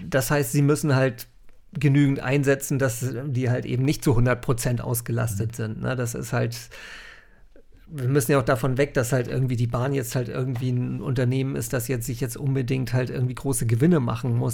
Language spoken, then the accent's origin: German; North Frisia, Schleswig-Holstein, Germany; ich bin hier in Nordfriesland aufgewachsen